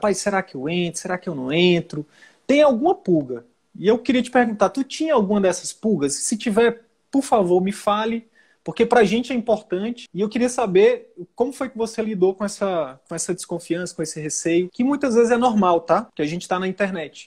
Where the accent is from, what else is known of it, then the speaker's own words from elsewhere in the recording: Northeast Region, Brazil; eu sou nordestino